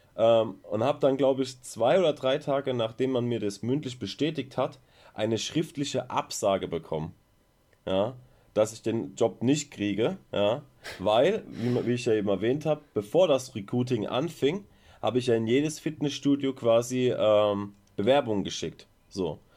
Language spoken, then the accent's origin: German; Mannheim, Baden-Württemberg, Germany; now in Ludwigshafen, Germany; ich komme gebürtig aus ähm, Mannheim